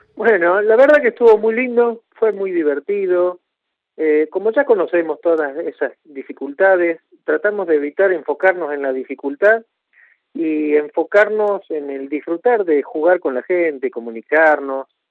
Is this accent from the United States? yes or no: no; Argentina; tenemos que cantar como argentinos